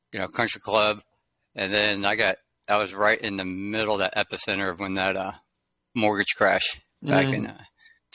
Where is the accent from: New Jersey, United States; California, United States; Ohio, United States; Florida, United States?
Florida, United States; Fort Lauderdale; I grew up in the Florida Keys in Fort Lauderdale, Florida